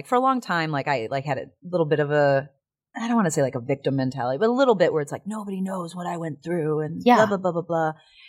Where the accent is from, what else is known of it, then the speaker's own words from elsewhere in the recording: Illinois, United States; Outside of Chicago.